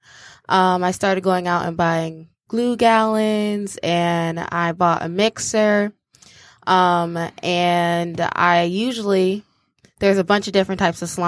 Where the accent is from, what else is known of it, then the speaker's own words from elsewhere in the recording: Ferndale, Michigan, United States; also born or lived in Detroit, Michigan; now in Ann Arbor, United States; I grew up in Ferndale, which is a small town